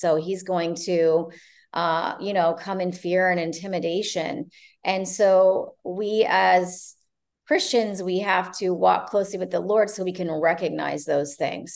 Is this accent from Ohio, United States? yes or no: yes; Ohio, United States; also born or lived in Canada; now in Florida, United States; I'm originally from Ohio, grew up part of my life in Canada as well